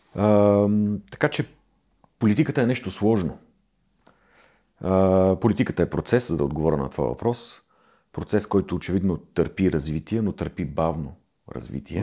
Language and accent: Bulgarian; Bulgaria; ние като българи, като народ